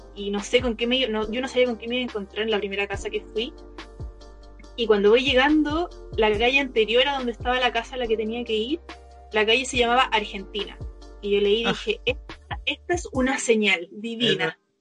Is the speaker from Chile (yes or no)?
yes; Chile; moved away as an adult; also born or lived in Berlin, Germany / Copenhagen, Denmark / New Zealand; me pregunté dónde soy, le digo de Chile